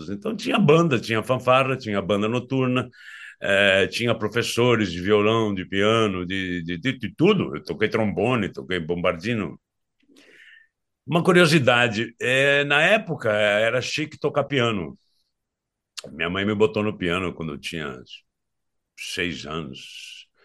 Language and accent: Portuguese; Santa Rita do Passa Quatro, São Paulo, Brazil; born there; eu nasci em Santa Rita do Passa Quatro, uma cidadezinha muito pequena, é, quando eu nasci, tinha 13 mil habitantes, hoje tem uns 30.